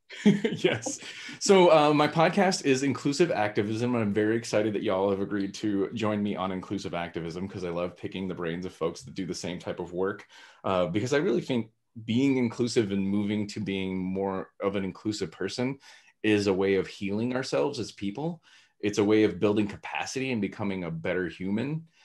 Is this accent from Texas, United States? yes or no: yes; Texas, United States; growing up in Texas, uh, that's where my roots are